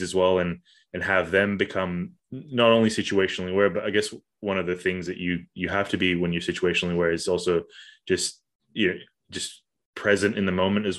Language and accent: English; Kuala Lumpur, Malaysia; moved away; I grew up in Kuala Lumpur, which is like just a concrete jungle basically.